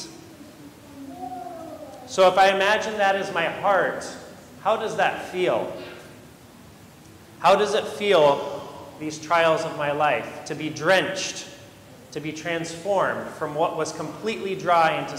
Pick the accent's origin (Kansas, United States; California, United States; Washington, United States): California, United States; Modesto; I grew up in Modesto, in Central Valley, California